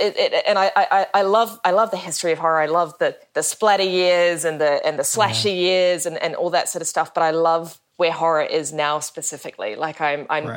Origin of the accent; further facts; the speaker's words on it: Wellington, New Zealand; growing up in Wellington.